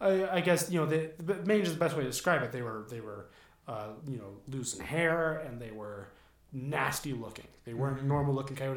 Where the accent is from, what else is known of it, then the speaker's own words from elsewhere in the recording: near Los Angeles, Southern California, United States; I grew up in Southern California. Near Los Angeles.